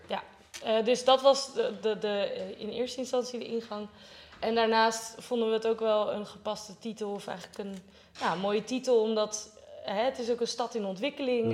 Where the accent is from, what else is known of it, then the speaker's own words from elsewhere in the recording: Rotterdam, South Holland, Netherlands; ik kom uit Rotterdam